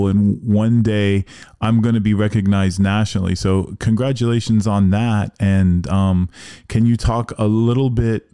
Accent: Miami, Florida, United States; I'm from Miami

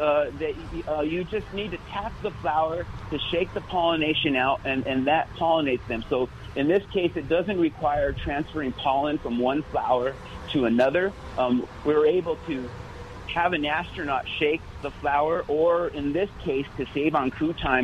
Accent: New Mexico, United States; I was born and raised in New Mexico

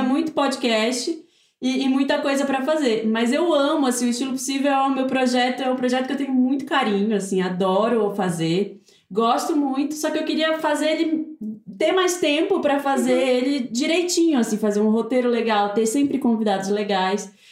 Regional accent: Belém, Pará, Brazil; moved away as an adult; now in São Paulo, Brazil; eu sou de Belém

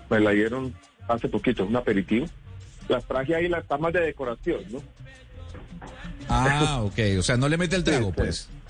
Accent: Medellín, Antioquia, Colombia; Yo crecí en Medellín en un momento muy difícil porque era la consolidación del narcotráfico.

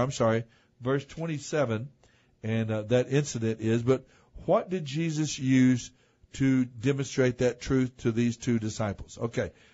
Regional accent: United States; we're English speaking and American

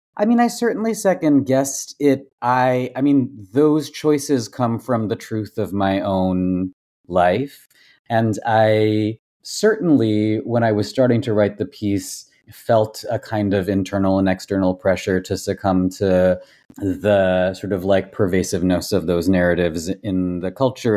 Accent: Massachusetts, United States; also born or lived in Tamil Nadu, India / Kolkata, India; moved to the States, moved to Massachusetts when I was five

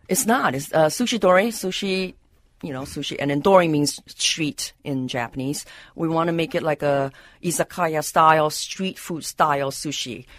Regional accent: Malaysia; also born or lived in San Francisco; now in Minneapolis, United States; I was born in Malaysia.

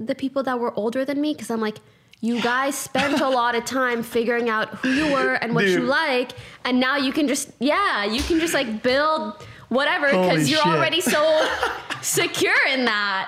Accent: Canada; I'm Canadian

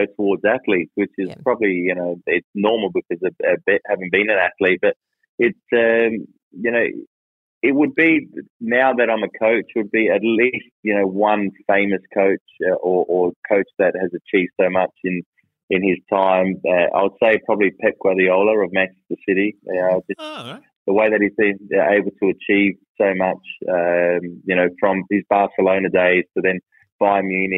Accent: Australia; As Australian as I am

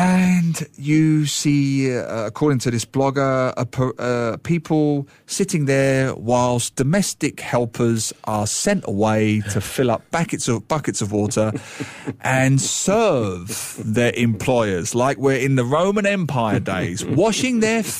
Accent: Singapore; At times like this, I am ashamed of being Singaporean.

